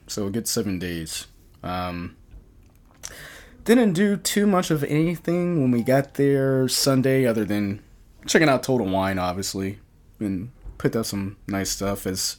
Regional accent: Virginia, United States; it reminded me in the small town that I grew up in Virginia.

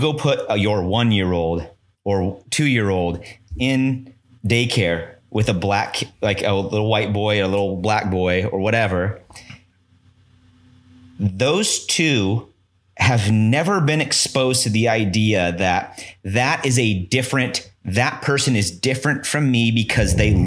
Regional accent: Kearney, Nebraska, United States; also born or lived in Omaha; When I moved to Omaha from Kearney

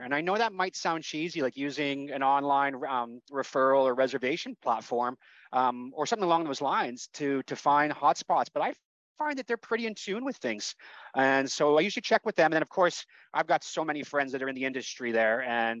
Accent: Canada; born there; I'm a Canadian, you know, by birth, and that's what it says on my passport.

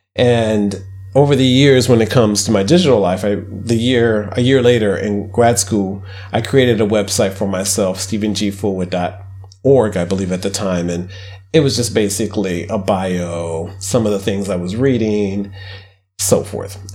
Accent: Midwest, United States; I grew up poor in the Midwest.

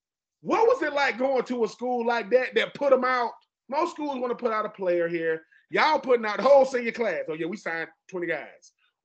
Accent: Fort Lauderdale, Florida, United States; I go to St. Thomas Aquinas. I'm from Fort Lauderdale, Broward County, for those of you who don't know. Broward, not Dade, that's Broward.

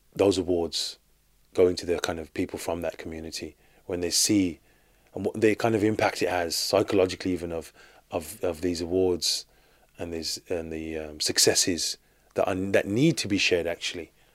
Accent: Birmingham, West Midlands, United Kingdom; I'm born and raised in Birmingham, in the U K

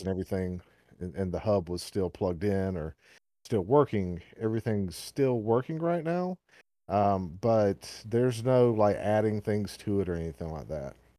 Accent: the South, United States; accent: southern; my southern accent

